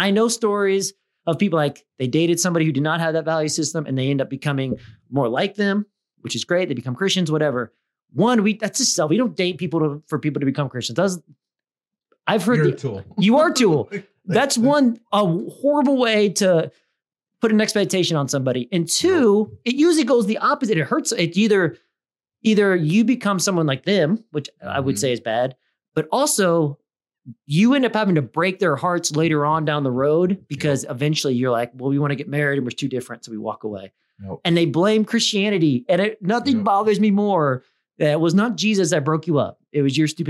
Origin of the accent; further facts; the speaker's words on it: Midwest, United States; I'm from the Midwest.